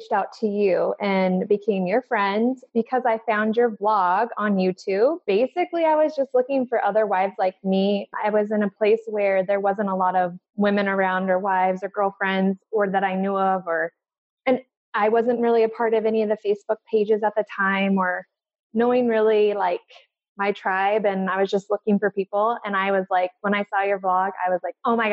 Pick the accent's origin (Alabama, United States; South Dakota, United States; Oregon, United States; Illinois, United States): Oregon, United States; Central; also born or lived in Alaska; I'm originally from Alaska and my parents moved to Oregon. We moved when I was in third grade